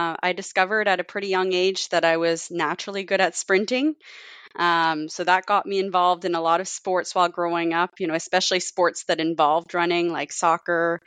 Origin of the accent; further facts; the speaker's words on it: Cape Breton, Nova Scotia, Canada; moved away; growing up in Cape Breton